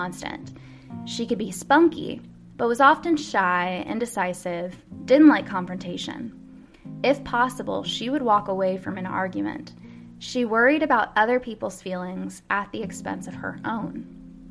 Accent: Kentucky, United States; my hometown

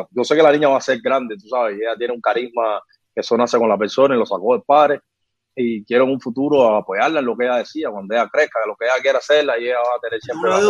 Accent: Havana, Cuba; Ah, yo soy de salud entre Hospital

